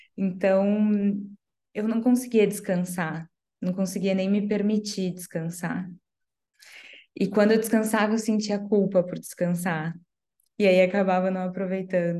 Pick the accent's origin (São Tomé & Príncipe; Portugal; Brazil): Brazil; Paraná; Eu sou do Paraná